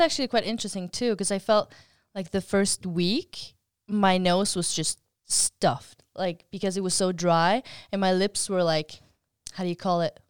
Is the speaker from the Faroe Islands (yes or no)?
yes; Faroe Islands; I come from the Faroe Islands